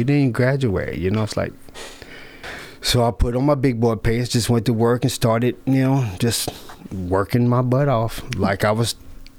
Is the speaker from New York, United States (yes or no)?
no; Columbia, Tennessee, United States; born or raised there